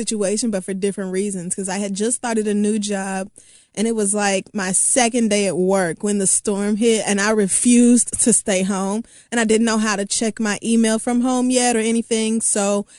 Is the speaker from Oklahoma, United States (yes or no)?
yes; Oklahoma, United States; also born or lived in Texas / Louisiana; I have certainly never experienced shit like that growing up in Oklahoma, Texas, Louisiana. It does not snow.